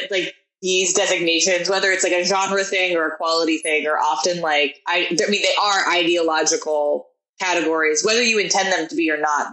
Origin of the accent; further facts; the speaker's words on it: Portland, Oregon, United States; I come from like I'm from Portland